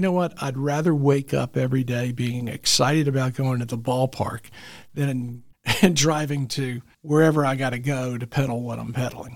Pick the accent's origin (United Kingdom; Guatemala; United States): United States; Memphis, Tennessee; also born or lived in Alabama; now in Chattanooga, United States; I was raised in Memphis